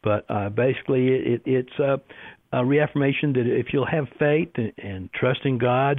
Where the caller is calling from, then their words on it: Las Cruces, New Mexico, United States; I'm in Las Cruces, New Mexico. We're having a very rare rainy day for us today.